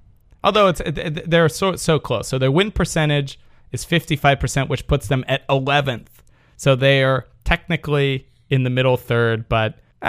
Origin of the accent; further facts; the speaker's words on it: United States; I'm from Washington.